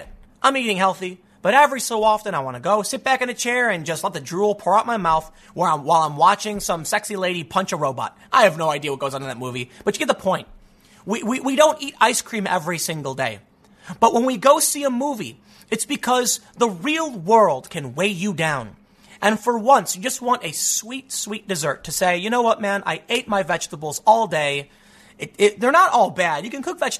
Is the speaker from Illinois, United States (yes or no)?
yes; Chicago, Illinois, United States; I grew up in the South Side